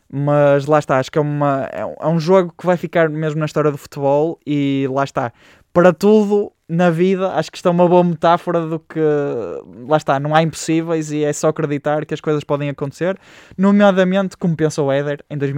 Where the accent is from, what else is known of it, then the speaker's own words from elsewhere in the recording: Portugal; Eu sou português acima de tudo.